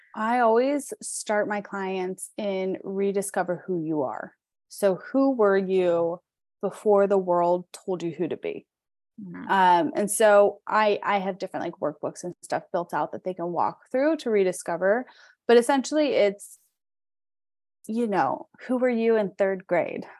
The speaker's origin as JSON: {"language": "English", "town": "Pittsburgh", "region": "Pennsylvania", "country": "United States", "said": "I'm from Pittsburgh, so that's where I live"}